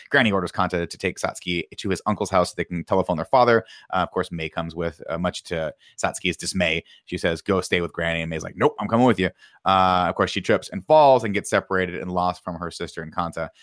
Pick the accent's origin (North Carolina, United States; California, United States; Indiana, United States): California, United States; Riverside; I'm from Riverside, California